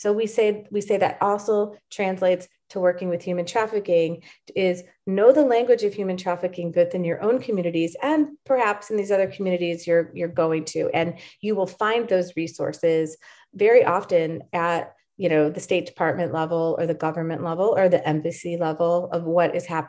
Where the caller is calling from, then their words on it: Dallas, Texas, United States; I'm calling up from Dallas, Texas, USA right now.